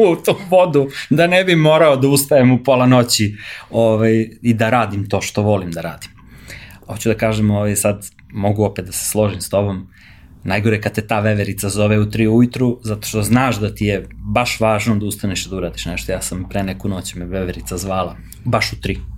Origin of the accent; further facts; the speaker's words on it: Stara Pazova, Vojvodina, Serbia; also born or lived in Belgrade; mi smo iz Pazove